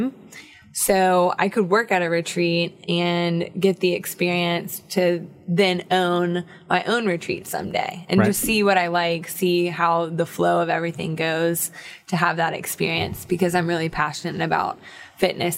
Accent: Charlotte, North Carolina, United States; moved away as an adult; also born or lived in Atlanta / St. John, Virgin Islands / Hawaii; I'm born and raised in Charlotte, so I'm pretty much like a little city girl

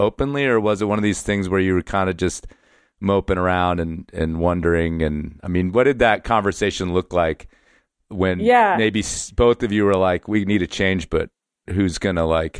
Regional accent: New Jersey, United States; It was like I grew up in New Jersey and I had to get the fuck out.

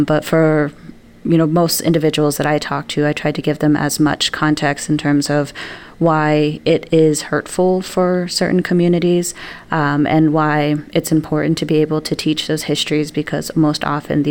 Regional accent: New Mexico, United States; now in Wisconsin, United States; leaving my home state of New Mexico. So in New Mexico, I'm surrounded not only by my own culture

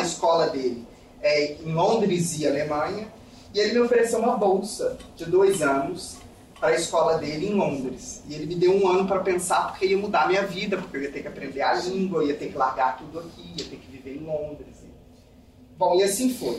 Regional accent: Brazil; also born or lived in United Kingdom / Poland; como brasileiros

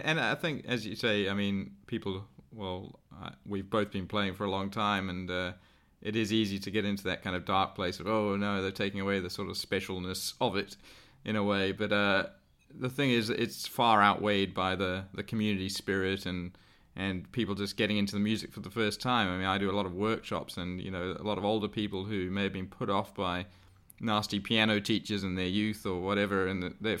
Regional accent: South Africa; moved away as an adult; now in Sydney, Australia; Yeah, I moved from South Africa, actually, to Sydney about 20 years ago, and there was no one.

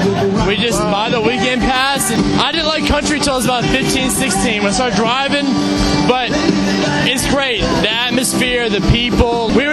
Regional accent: Hendersonville, Tennessee, United States; I'm from Hendersonville, Tennessee.

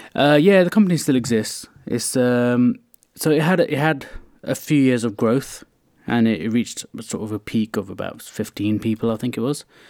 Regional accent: London, United Kingdom; I grew up around West London in, uh, Hounslow

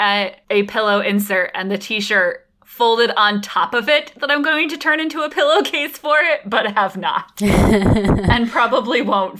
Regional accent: Norwalk, United States; in my hometown, there's the Norwalk Medical Center, which is this huge building on one of the main streets.

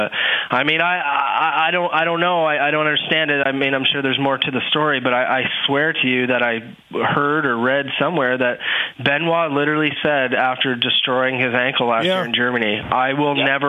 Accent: Canada; as a racer growing up in Canada

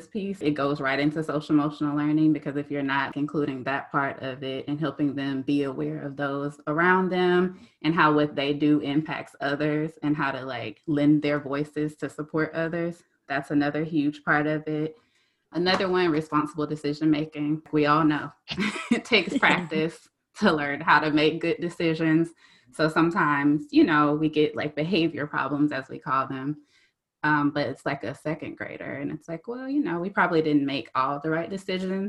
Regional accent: South Georgia, United States; I'm from South Georgia, so we know sometimes like Southern roots

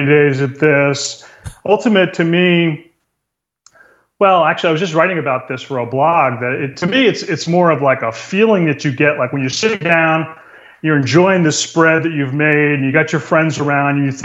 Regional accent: New England, United States; now in California, United States; I grew up in New England

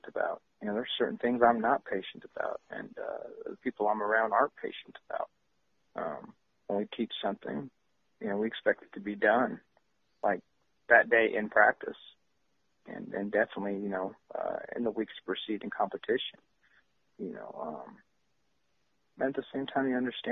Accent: San Jose, California, United States; I'm from San Jose

